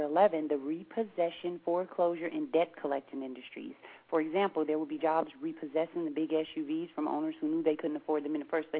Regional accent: Seattle, Washington, United States; But see, we're from Seattle. We ain't got nothing else to do but practice talking fast.

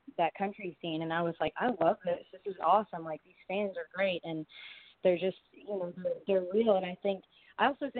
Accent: Canada; moved away as an adult; now in United States; being a Canadian, you know, and living in America now

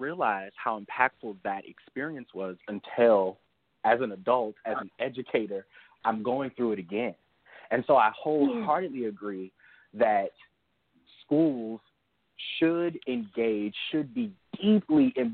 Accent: Louisiana, United States; Growing up in Louisiana

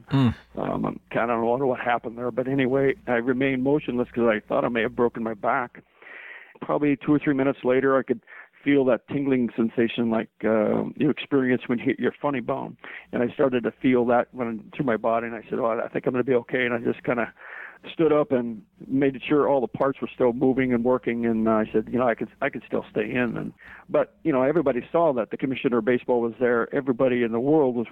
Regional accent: Chicago, Illinois, United States; I was born in Chicago, and I used to go to Comiskey quite a bit as a kid

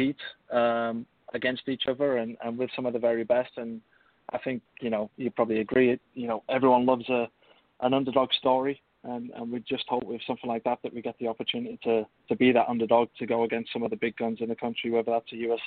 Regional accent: England, United Kingdom; now in United States; typically English

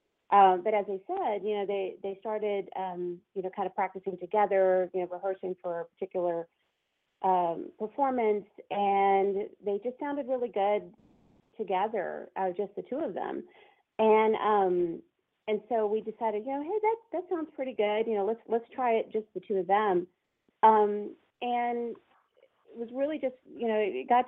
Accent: Houston, Texas, United States; now in Austin, United States; I'm from Houston originally, and as is my husband

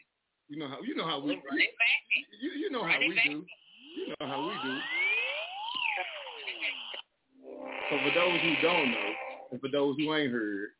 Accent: Texas, United States; now in Detroit, United States; I'm from Texas

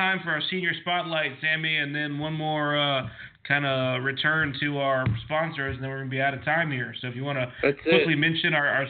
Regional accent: DeLand, Daytona Beach area, Florida, United States; I grew up playing on Stetson's baseball field back in the day

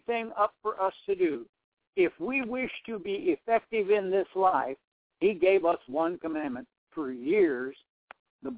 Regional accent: South Dakota, United States; moved away as an adult; also born or lived in Nebraska; born and raised in South Dakota. I moved to Nebraska to start the church.

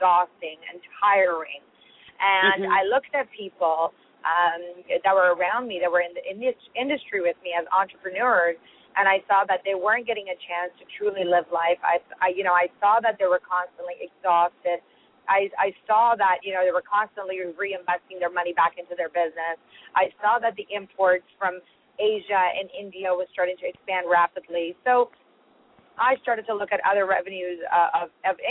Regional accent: Toronto, Ontario, Canada; also born or lived in Iran; raised in Toronto, where I've spent most of my life

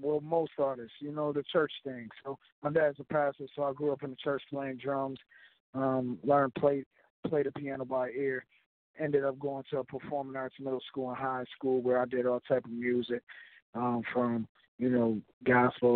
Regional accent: Buffalo, New York, United States; now in Charlotte, United States; I'm from Buffalo, New York, of course. I'm living and residing in Charlotte, North Carolina.

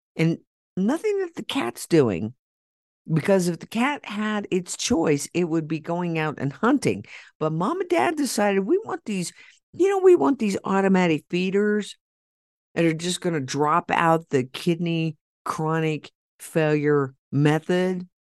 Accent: Oklahoma, United States; in Oklahoma, my hometown

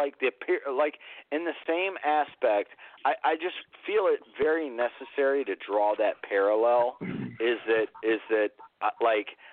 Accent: the South, United States; I've always grown up in the South

